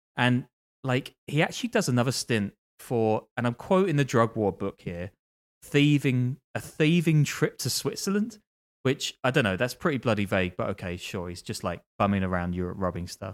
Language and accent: English; London, United Kingdom; I'm from London